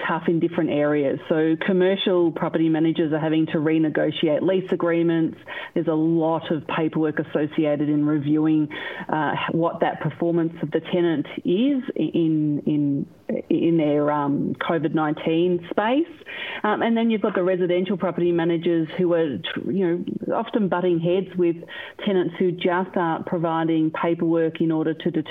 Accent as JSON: {"language": "English", "area": "One Turner", "region": "Victoria", "country": "Australia", "tie": "born or raised there", "said": "I grew up in One Turner on the quarter acre block"}